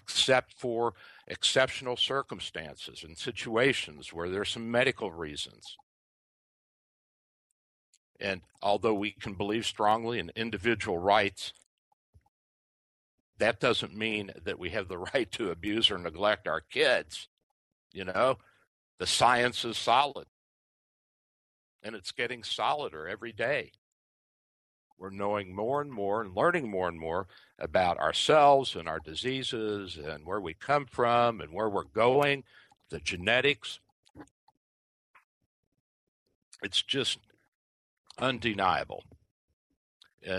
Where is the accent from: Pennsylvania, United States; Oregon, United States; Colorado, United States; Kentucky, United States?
Kentucky, United States; now in Tampa, United States; Kentucky, my home state